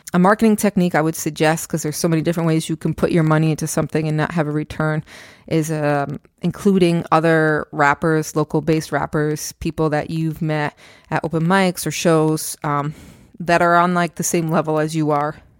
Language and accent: English; Stamford, Connecticut, United States; also born or lived in Queens, New York / Brooklyn, New York; now in New Jersey, United States; I grew up in Stamford, Connecticut, and then I moved out to Queens, then Brooklyn, and um, I lived there for like eight years or so, and then moved out to Jersey